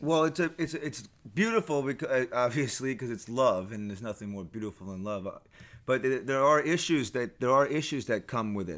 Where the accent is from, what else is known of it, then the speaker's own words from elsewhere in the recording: New York City, New York, United States; I'm a native, born and raised New Yorker.